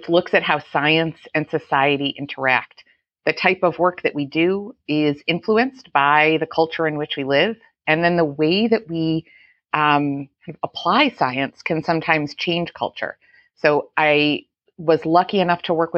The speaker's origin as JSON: {"language": "English", "town": "Buffalo", "region": "New York", "country": "United States", "tie": "born or raised there", "said": "growing up in Buffalo, New York"}